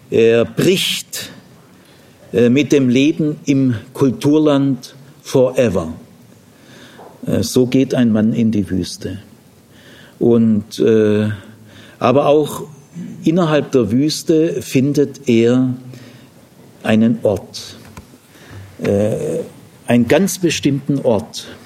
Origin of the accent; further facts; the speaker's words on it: Urbach, Baden-Württemberg, Germany; Also ich komme aus dem Remstal, äh, Urbach im Remstal. Die Rems ist eher größer wie der Jordan